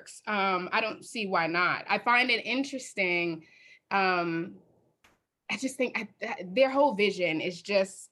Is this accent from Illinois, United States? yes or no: yes; Chicago, Illinois, United States; I'm from Chicago, South Side. So I am from Chicago, born and raised